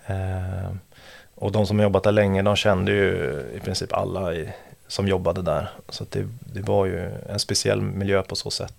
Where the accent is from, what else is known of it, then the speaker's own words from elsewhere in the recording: Gothenburg, Västra Götaland, Sweden; moved away as an adult; now in Stockholm, Sweden; jag är från Göteborg från början